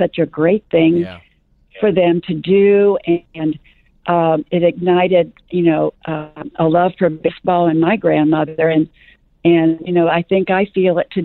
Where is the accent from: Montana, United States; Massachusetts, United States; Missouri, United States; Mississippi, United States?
Missouri, United States; St. Louis; moved away; I was raised in St. Louis